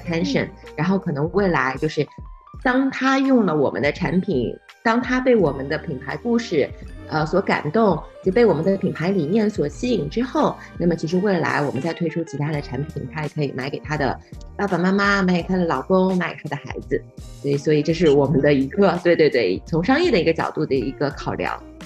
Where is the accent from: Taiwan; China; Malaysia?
China; Shanghai; 我是上海人